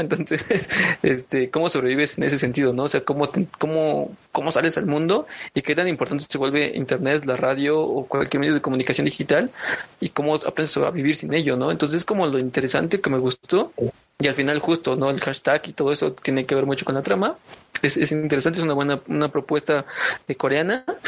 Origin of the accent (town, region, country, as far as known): Mexico